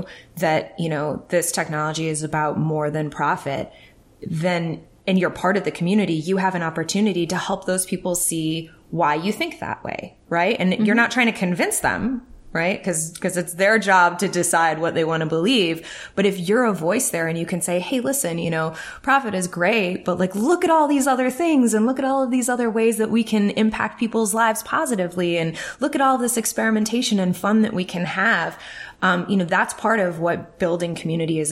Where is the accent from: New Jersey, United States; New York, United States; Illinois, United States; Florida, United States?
Illinois, United States; Chicago; I'm from Chicago